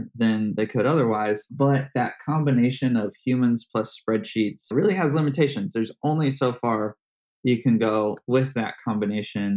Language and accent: English; Indianapolis, Indiana, United States; my hometown, Indianapolis